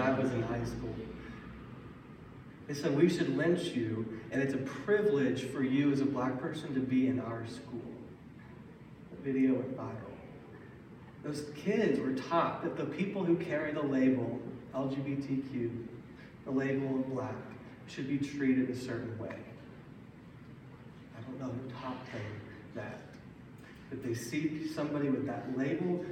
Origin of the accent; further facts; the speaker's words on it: Little Rock, Arkansas, United States; I was born in Little Rock, Arkansas.